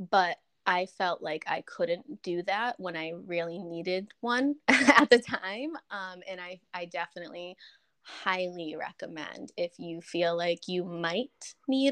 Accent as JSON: {"language": "English", "country": "Canada", "said": "I'm Canadian"}